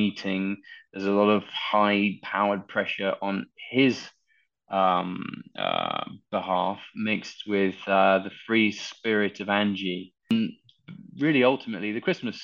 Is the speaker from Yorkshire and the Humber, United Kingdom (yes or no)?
no; London, United Kingdom; I very rarely get a chance to shoot in my hometown